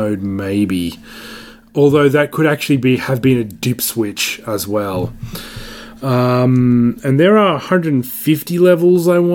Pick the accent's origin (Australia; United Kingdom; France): Australia; As an Australian